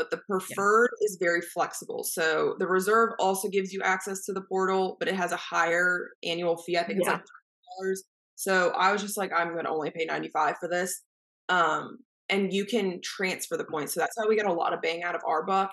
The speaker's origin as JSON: {"language": "English", "town": "Atlanta", "region": "Georgia", "country": "United States", "said": "we're from Atlanta"}